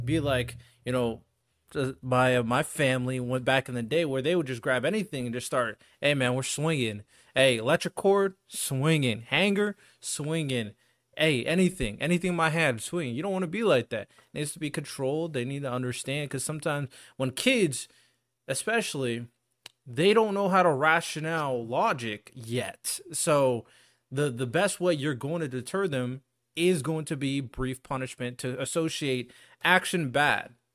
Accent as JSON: {"language": "English", "country": "United States", "said": "As an American"}